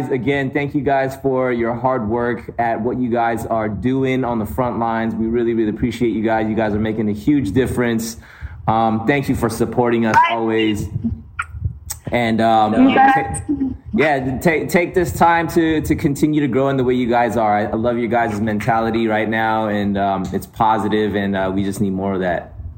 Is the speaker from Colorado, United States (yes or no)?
yes; Colorado, United States; Uh, Colorado.